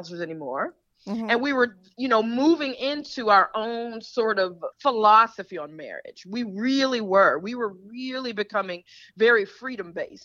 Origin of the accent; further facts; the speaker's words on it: Detroit, Michigan, United States; I'm from Detroit